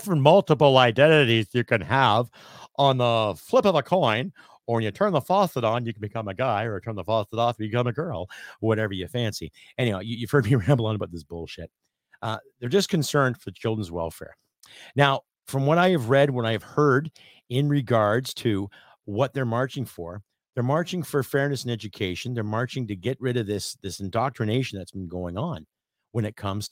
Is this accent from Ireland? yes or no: no; Canada; I am Canadian